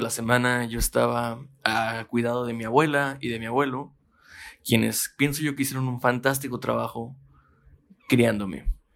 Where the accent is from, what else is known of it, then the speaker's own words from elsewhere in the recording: Mexicali, Baja California, Mexico; Yo soy de Mexicali. Baja California